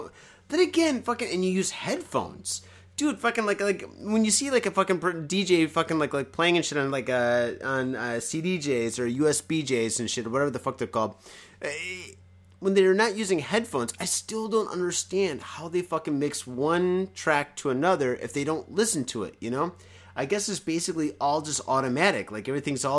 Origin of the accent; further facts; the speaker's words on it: United States; now in Japan; I'm American